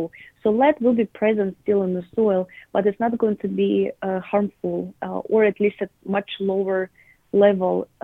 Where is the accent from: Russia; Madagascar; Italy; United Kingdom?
Russia; southern Russia; moved away as an adult; also born or lived in New York, United States; I grew up in Russia, in the south of Russia, in my parents' garden.